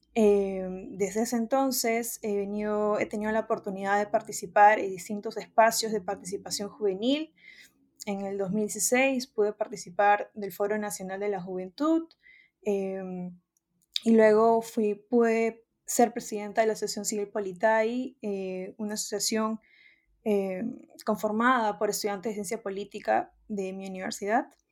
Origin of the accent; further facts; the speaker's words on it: Peru; la peruana, eh, porque es el, país de donde soy